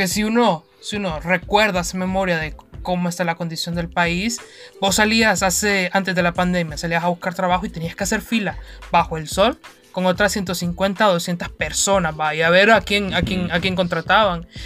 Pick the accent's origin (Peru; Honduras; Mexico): Honduras; uno siendo hondureño